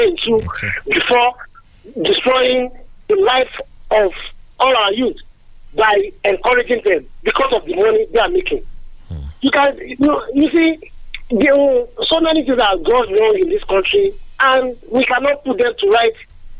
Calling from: Abuja, Federal Capital Territory, Nigeria; Okay, I'm calling from Abuja this morning.

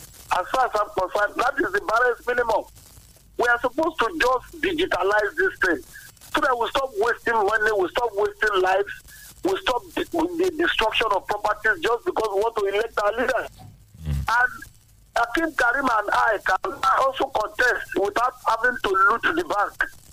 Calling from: Abeokuta, Ogun State, Nigeria; I'm calling from Asokuta.

